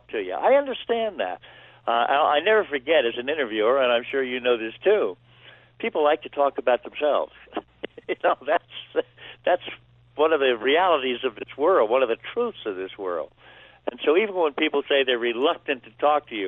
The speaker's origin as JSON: {"language": "English", "town": "Baltimore", "region": "Maryland", "country": "United States", "tie": "born or raised there", "said": "I grew up in Baltimore"}